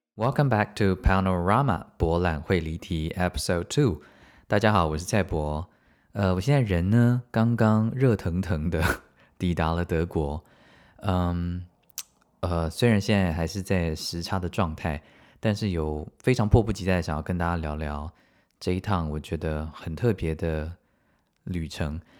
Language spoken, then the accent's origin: Chinese; Taiwan; 我们台湾人应该都蛮怕死的